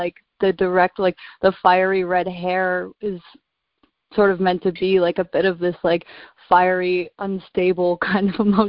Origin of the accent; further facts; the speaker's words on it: near Vancouver Island, British Columbia, Canada; moved away as an adult; now in New York, United States; I grew up in Canada, so I've only been in New York for about 4 years